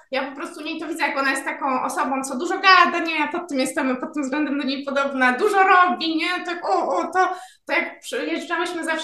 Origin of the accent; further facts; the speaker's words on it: Wrocław, Lower Silesian Voivodeship, Poland; born there; Ja akurat nie mam takiego doświadczenia, bo we Wrocławiu się urodziłam, z którego e, w tym roku właściwie się wymeldowałam i uciekłam do lasu.